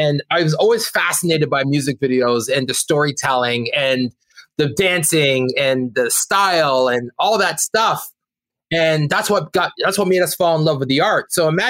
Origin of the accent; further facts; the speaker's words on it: Brampton, Ontario, Canada; we're two kids from Brampton, Ontario, that went out to, you know, make art that broke out to the world